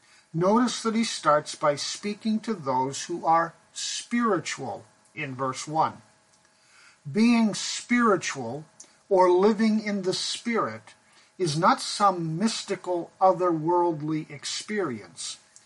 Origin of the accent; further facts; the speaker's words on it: Pakistan; When I was growing up in Pakistan, there was a group of men known as coolies who lived in the Himalayan mountains where I went to boarding school.